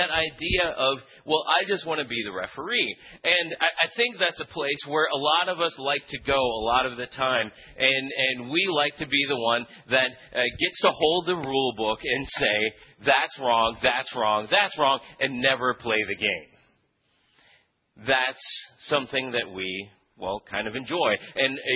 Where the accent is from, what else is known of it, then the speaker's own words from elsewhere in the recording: Philippines; moved away; when I was a kid, I grew up in the Philippines